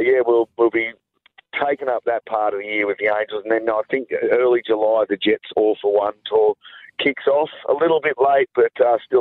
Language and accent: English; Newcastle, New South Wales, Australia; a bunch of blokes from Newey